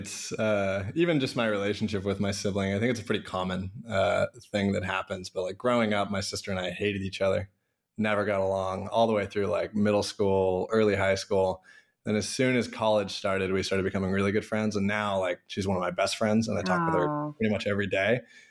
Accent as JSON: {"language": "English", "town": "Issaquah", "region": "Washington", "country": "United States", "tie": "born or raised there", "said": "Yeah, I grew up in Issaquah, Sammamish area."}